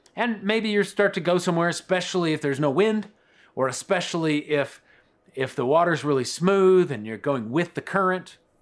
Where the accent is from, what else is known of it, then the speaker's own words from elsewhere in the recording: Colorado Springs, Colorado, United States; I grew up in Colorado Springs